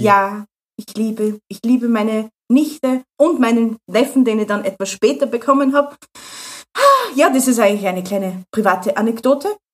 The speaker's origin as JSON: {"language": "German", "country": "Austria", "said": "habe alle meine Pflichten erfüllt, was man als Österreicher so machen muss"}